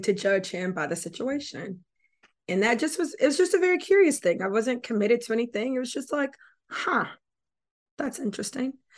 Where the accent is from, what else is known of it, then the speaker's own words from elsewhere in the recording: Florida, United States; moved away; I'm from Florida originally